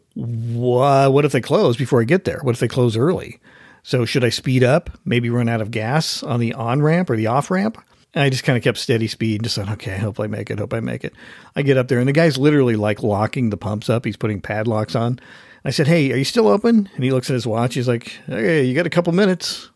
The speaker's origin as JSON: {"language": "English", "region": "Oregon", "country": "United States", "tie": "born or raised there", "moved": "yes", "lives_now": "Washington, United States", "said": "I was born in Oregon"}